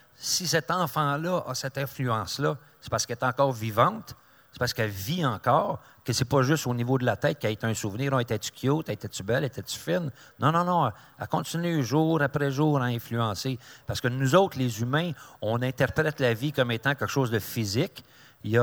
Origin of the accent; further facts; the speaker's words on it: Mirabel, Quebec, Canada; je suis de Mirabel